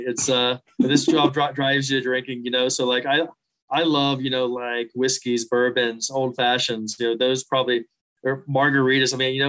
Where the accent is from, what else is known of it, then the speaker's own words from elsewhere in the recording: West Virginia, United States; You know, I grew up in West Virginia. I've moved all over the world, but my heart is still, believe it or not, still back in those mountains.